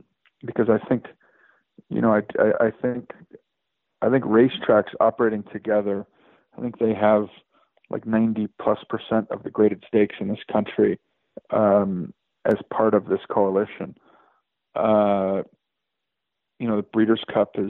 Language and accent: English; Chicago, Illinois, United States; now in Lexington, United States; I moved to Lexington, Kentucky. I'm from Chicago